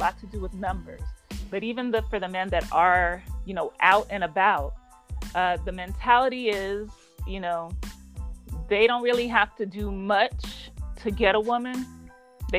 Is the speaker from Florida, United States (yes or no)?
no; Los Angeles, California, United States; I'm from Los Angeles, and that's where I'm calling in from.